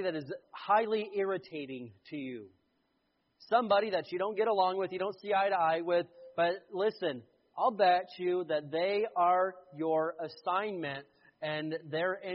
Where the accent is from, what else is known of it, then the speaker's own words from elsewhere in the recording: the Bible Belt, the South, United States; I grew up in the Bible Belt